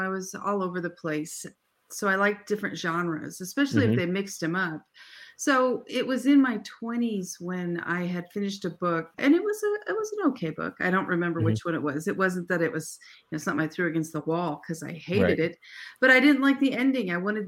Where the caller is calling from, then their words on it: Arizona, United States; We're Arizona, so we don't change time. So right now we're on Pacific time.